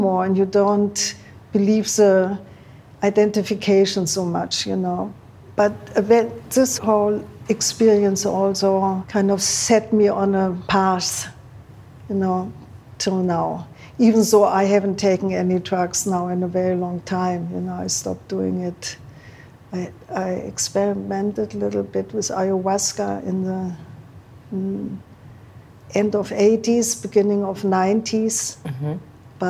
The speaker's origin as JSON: {"language": "English", "country": "Germany", "tie": "born or raised there", "also_born_or_lived": "Berlin / Rome", "moved": "yes", "said": "growing up in Germany"}